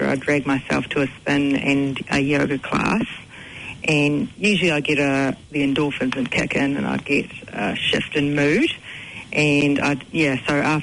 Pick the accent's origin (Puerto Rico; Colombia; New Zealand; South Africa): New Zealand; also born or lived in United Kingdom; I've grown up here. We've had it in the family for 35 years